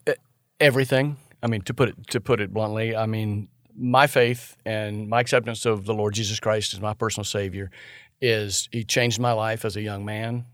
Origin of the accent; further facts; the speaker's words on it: St. Augustine, Florida, United States; moved away as an adult; also born or lived in Nashville, Georgia; now in Tallahassee, United States; everybody that I grew up with in my hometown of Saint Augustine